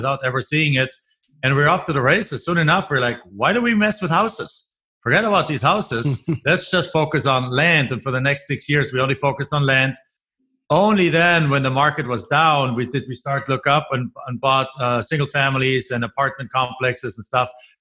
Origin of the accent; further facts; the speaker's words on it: Germany; moved away as an adult; now in United States; I'm originally from Germany.